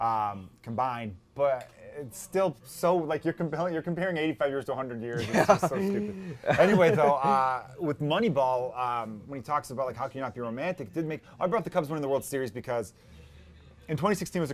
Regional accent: Chicago, Illinois, United States; I'm from the Northwest side of the city, but my dad worked for the Chicago Park District on the South Side

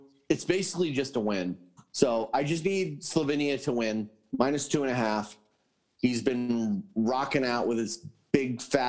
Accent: Connecticut, United States; now in California, United States; I grew up in Connecticut. It was a little more East Coast.

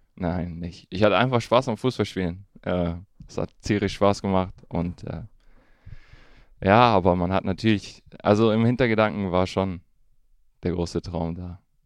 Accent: Königswinter, North Rhine-Westphalia, Germany; also born or lived in Duisburg / Bonn / Düsseldorf; dann bin ich in Duisburg geboren. Ähm, und dann sind wir damals dann äh, noch ziemlich früh nach äh, Bonn umgezogen. Von Bonn dann nach Königswinter.

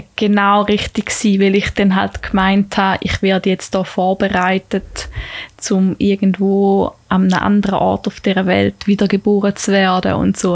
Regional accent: Tägerwilen, Thurgau, Switzerland; also born or lived in Lucerne; bin ich sehr schnell wieder in Tegerwil gelandet, wo ich aufgewachsen bin

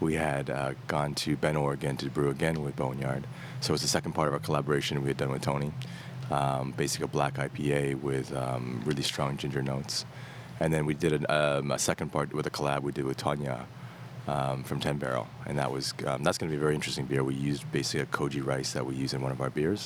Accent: Toronto, Ontario, Canada; now in Beijing, China; So I grew up in Canada, Toronto. I moved to Beijing in 2001

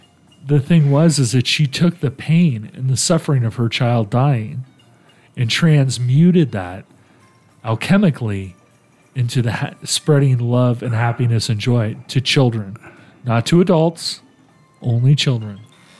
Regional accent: Italy; moved away; When I was a little kid, I grew up in Italy. The holidays are coming. I grew up in Italy. And, you know, we lived off base.

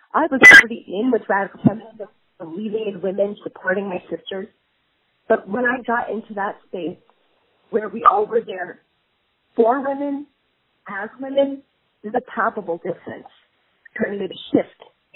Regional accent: New York, United States; I grew up in New York

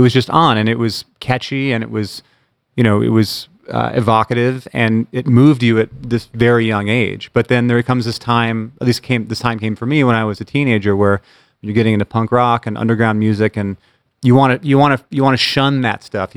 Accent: Bremerton, Washington, United States; growing up in Bremerton

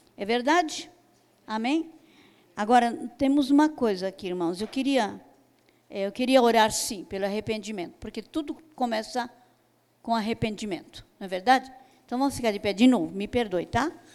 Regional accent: Brazil; como brasileiro

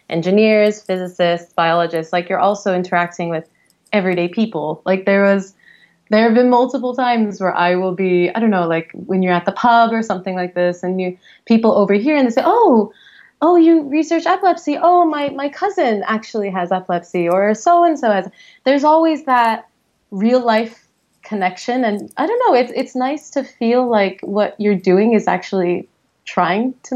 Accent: San Diego, California, United States; moved away as an adult; also born or lived in London, United Kingdom / Geneva, Switzerland; now in San Francisco, United States; I'm originally from San Diego

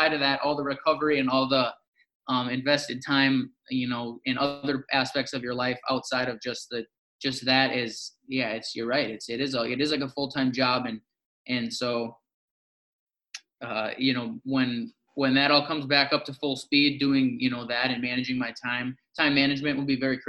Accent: Zimmerman, Minnesota, United States; also born or lived in Robbinsdale, Minnesota / Foley, Minnesota / Fargo, North Dakota / Northern Michigan; went to, you know, elementary school and stuff in Zimmerman, Minnesota

